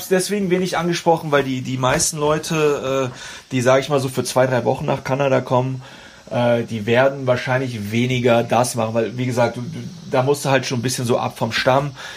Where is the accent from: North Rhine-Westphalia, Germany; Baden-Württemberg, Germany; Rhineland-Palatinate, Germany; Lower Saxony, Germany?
North Rhine-Westphalia, Germany; moved away as an adult; also born or lived in Toronto, Canada / Vancouver, Canada; now in Prince George, Canada; ich komme ja wie gesagt aus dem Bonn-Kölner Raum